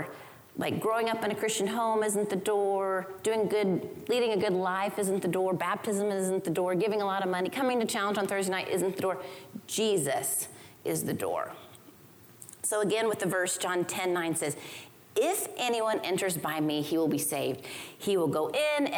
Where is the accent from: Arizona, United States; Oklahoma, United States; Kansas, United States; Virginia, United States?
Oklahoma, United States; I grew up in Oklahoma